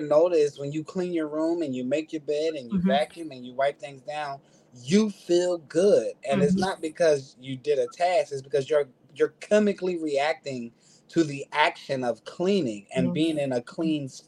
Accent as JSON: {"language": "English", "town": "Philadelphia", "region": "Pennsylvania", "country": "United States", "tie": "born or raised there", "said": "I'm born and raised in Philadelphia"}